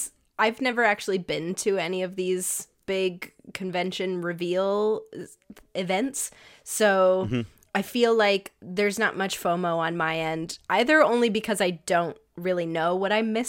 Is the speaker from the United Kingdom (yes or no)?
no; Canada; But we're Canadian, cool.